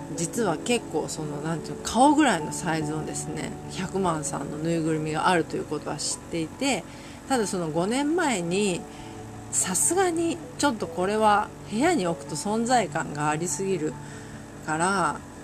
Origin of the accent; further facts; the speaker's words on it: Ishikawa, Japan; moved away; 私のその地元石川県